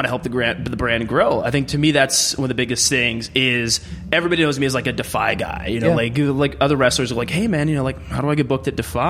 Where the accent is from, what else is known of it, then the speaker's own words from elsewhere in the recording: West Coast, United States; I was from the West Coast